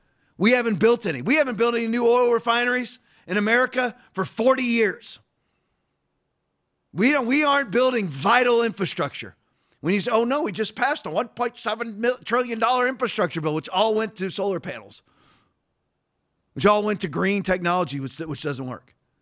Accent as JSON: {"language": "English", "town": "Redondo Beach", "region": "California", "country": "United States", "tie": "born there", "also_born_or_lived": "Norfolk, Virginia / Germany", "said": "I was raised in the military house. I was born in Redondo Beach, L.A. because my dad was serving in the Navy."}